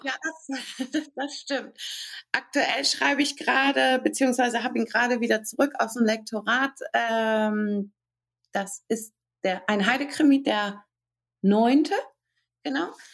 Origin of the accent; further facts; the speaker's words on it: Hamburg, Germany; ich komme aus Hamburg